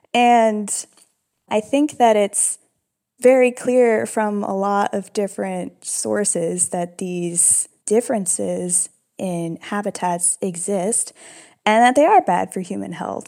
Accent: United States; I'm American, I am mixed race

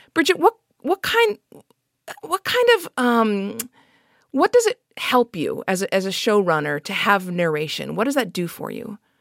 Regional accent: Los Angeles, California, United States; I grew up in Los Angeles

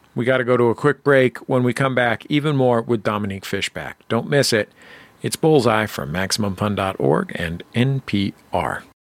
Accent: San Francisco, California, United States; I'm from San Francisco.

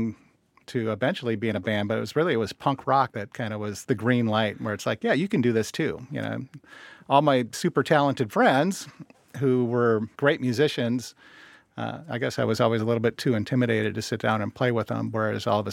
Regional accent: Mendota Heights, Minnesota, United States; also born or lived in Davenport, Iowa / Rock Island, Illinois / Omaha, Nebraska; I grew up in Minnesota. I consider myself a Minnesotan

